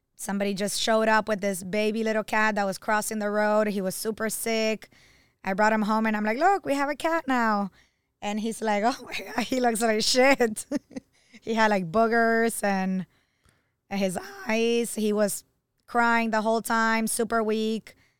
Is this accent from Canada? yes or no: no; Argentina; now in Miami, United States; I'm from Argentina